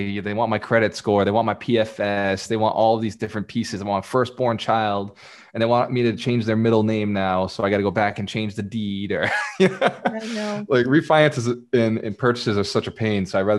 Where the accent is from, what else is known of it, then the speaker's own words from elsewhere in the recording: Fall River, Massachusetts, United States; This is in Fall River, Massachusetts, my hometown.